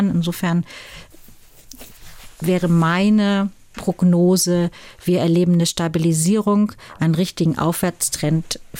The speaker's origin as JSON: {"language": "German", "region": "Hamburg", "country": "Germany", "said": "das muss man sich auch selber anziehen als äh, äh, Norddeutscher. Uns ist es, obwohl wir auch als Hamburger zum Beispiel der Seehafen der Bayern sind"}